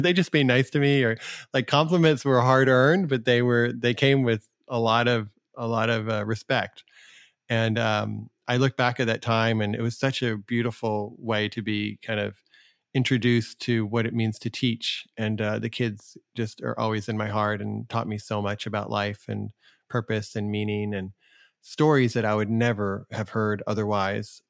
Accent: United States; I am an American

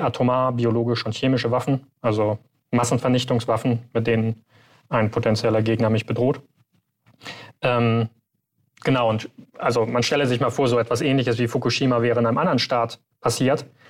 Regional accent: Germany; wir als Deutsche

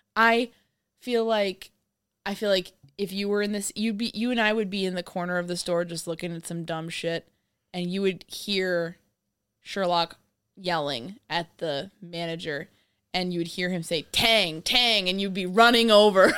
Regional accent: New York, United States; I'm from New York

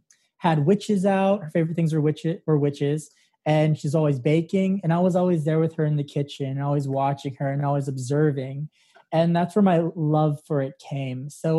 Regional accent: Santa Fe, New Mexico, United States; Santa Fe, New Mexico.

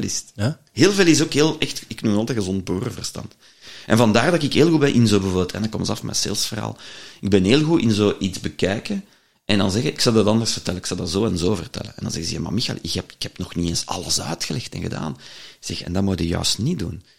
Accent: Leuven, Flanders, Belgium; ik ben een Leuvenaar

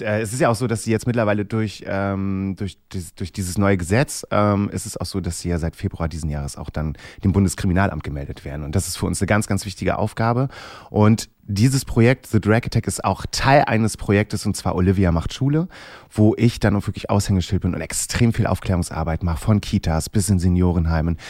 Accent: Rostock, Wismar, Mecklenburg-Vorpommern, Germany; moved away as an adult; now in Hamburg, Germany; Ich komme da halt aus Rostock, Wismar, dort oben die Ecke

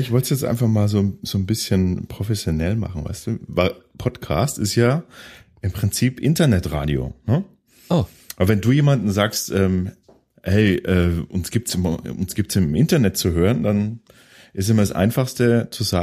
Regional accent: Bavaria, Germany; bei uns, bei uns in Franken gibt's diese, diese Plop-Verschlüsse eigentlich noch relativ oft.

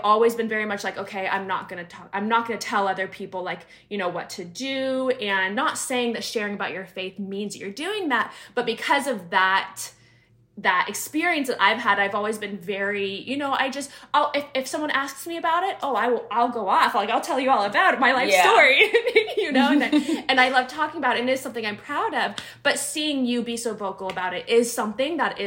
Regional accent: Northern California, United States; moved away as an adult; also born or lived in Sacramento / San Diego; I'm from Northern California

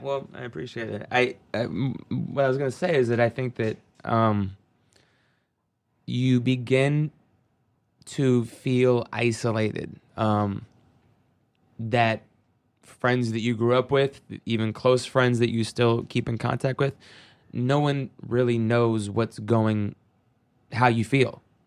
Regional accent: Seattle, Washington, United States; growing up in Seattle, I mean, in the nineties, it was the mecca of grunge

